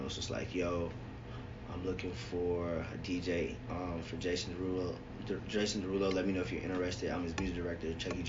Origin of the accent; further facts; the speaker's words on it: Virginia, United States; moved away as an adult; also born or lived in Chesapeake, Virginia / Washington, D.C.; now in Los Angeles, United States; I'm a PK, by the way. My dad's a pastor. You know what I'm saying? Like, I'm always claim Virginia because that's where I was raised. But career-wise, college-wise, I still claim D.C.